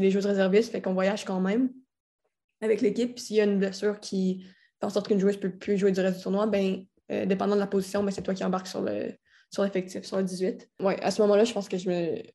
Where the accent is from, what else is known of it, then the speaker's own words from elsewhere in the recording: Quebec City, Quebec, Canada; moved away as an adult; also born or lived in Florida; je suis de Québec